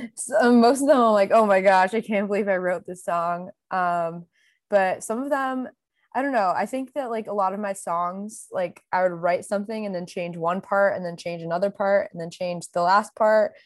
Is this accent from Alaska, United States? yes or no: no; Connecticut, United States; now in Los Angeles, United States; I'm from Connecticut, and I, I'm based in L A now